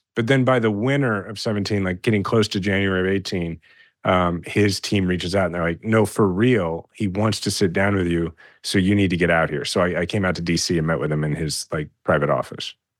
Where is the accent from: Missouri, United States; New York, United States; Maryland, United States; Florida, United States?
Missouri, United States; Kansas City; I'm a fifth generation Kansas City and I love my hometown.